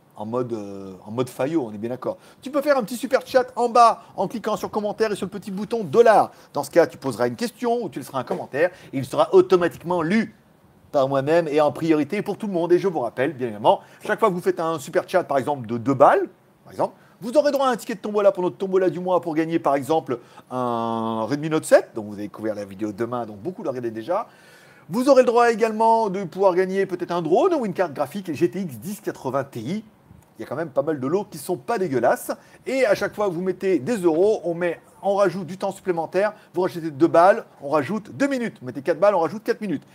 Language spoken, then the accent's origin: French; Lyon, Auvergne-Rhône-Alpes, France; moved away as an adult; now in Pattaya, Thailand; je suis né à Lyon